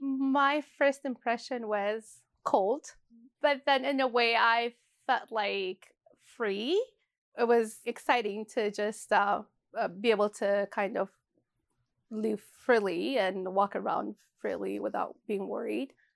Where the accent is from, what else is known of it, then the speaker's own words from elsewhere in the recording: Addis Ababa, Ethiopia; moved away as an adult; now in Edmonton, Canada; growing up in Ethiopia